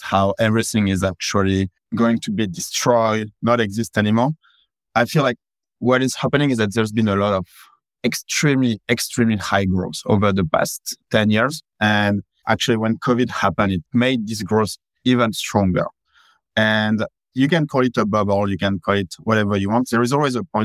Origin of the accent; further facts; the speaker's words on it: France; moved away as an adult; now in San Francisco, United States; Originally, I come from France, but yeah, I think at that point of my life, after living here for almost 12, 13 years, yeah, I can call San Francisco my home